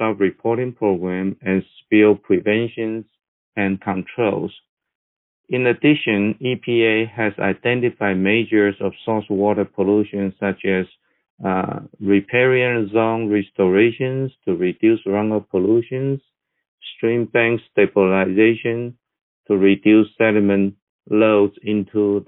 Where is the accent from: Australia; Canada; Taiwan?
Taiwan; moved away as an adult; now in Texas, United States; I was born and raised in Taiwan, but I have been in Texas since 1985.